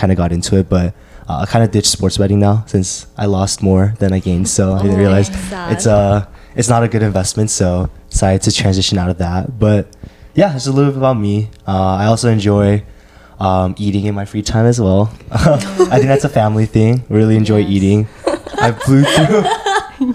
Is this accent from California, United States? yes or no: yes; Orange County, California, United States; now in Berkeley, United States; grew up in OC